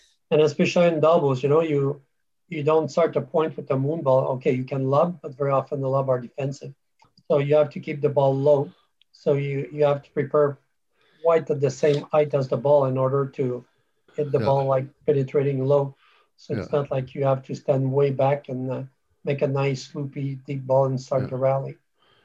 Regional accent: Canada; moved away as an adult; now in United Kingdom; I come from, I'm a Canadian, so I moved to UK in 2007

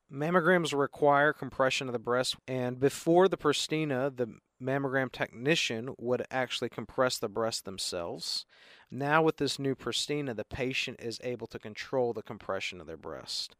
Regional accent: Chattanooga, Tennessee, United States; moved away as an adult; also born or lived in Boston, Massachusetts / Memphis, Tennessee / Baltimore, Maryland; I'm from Chattanooga originally

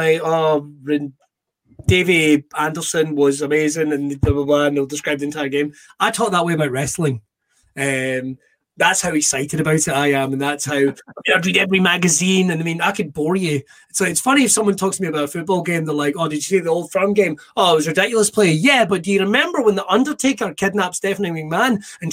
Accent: Irvine, Scotland, United Kingdom; I grew up in Irvine.

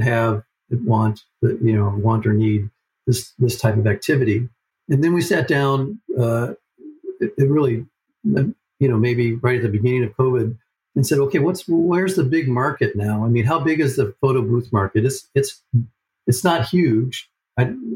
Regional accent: Cleveland, Ohio, United States; moved away; I grew up in Cleveland

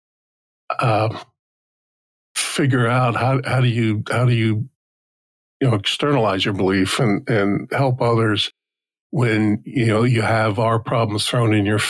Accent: just outside Newark, New Jersey, United States; I grew up in New Jersey, just outside Newark

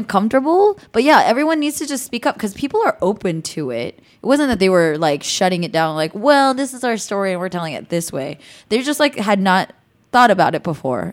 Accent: the Bay Area, California, United States; moved away as an adult; now in North Hollywood, United States; I grew up in the Bay, so I'm just in California

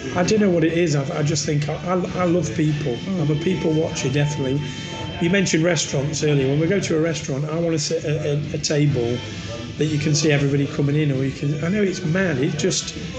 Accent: Midlands, United Kingdom; now in Nottingham, United Kingdom; I'm not a Northerner. I'm from fucking not. I'm from the Midlands.

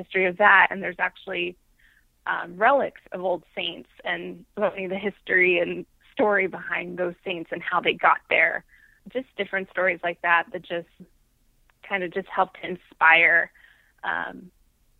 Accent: Central California, United States; I grew up in Central California

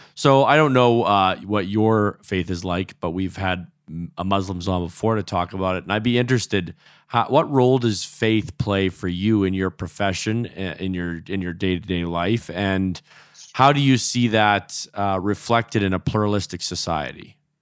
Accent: Alberta, Canada; I was born in, in Alberta

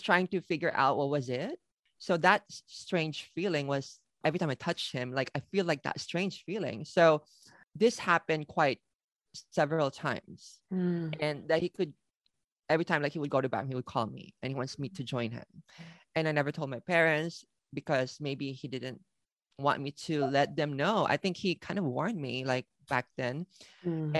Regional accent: Philippines; moved away as an adult; also born or lived in Manila, Philippines; now in Tokyo, Japan; I was born and raised in the Philippines

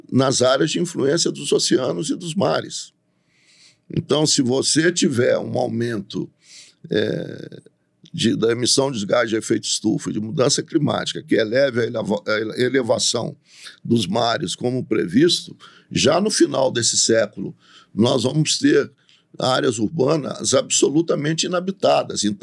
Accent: São Domingos do Prata, Minas Gerais, Brazil; eu nasci em São Domingos do Prata.

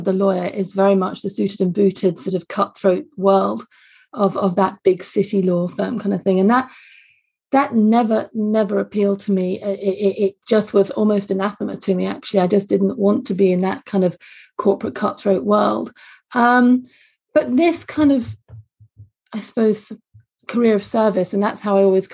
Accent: London, United Kingdom; also born or lived in Glasgow, Scotland; You can't tell from my Scottish accent, but I was born and brought up for the first 3-4 years of my life actually in Glasgow. And then sadly my parents divorced and I moved down to London with my mum

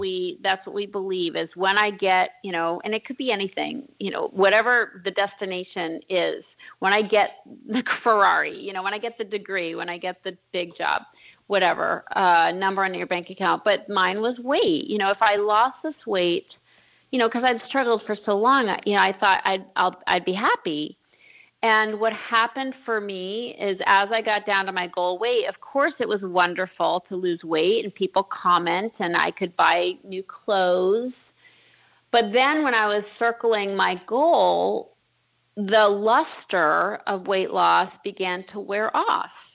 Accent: Concord, Massachusetts, United States; I grew up in Massachusetts in a historic town of Concord

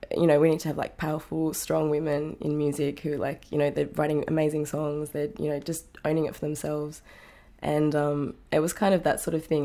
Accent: Tamworth, New South Wales, Australia; moved away as an adult; also born or lived in Sydney / Singapore; now in New York City, United States; growing up in Tamworth

